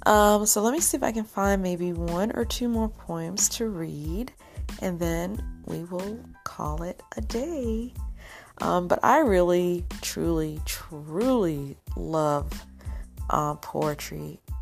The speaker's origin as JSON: {"language": "English", "town": "Rochester", "region": "New York", "country": "United States", "tie": "born or raised there"}